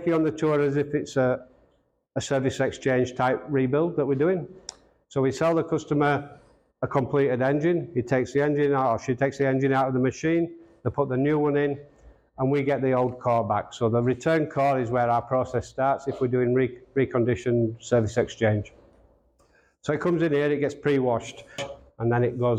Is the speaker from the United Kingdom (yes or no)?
no; Australia; also born or lived in Brisbane, Australia; I'm from Australia